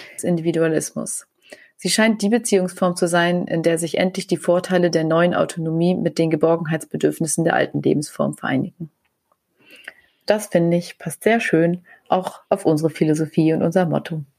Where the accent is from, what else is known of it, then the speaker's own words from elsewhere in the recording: Germany; bei uns in Deutschland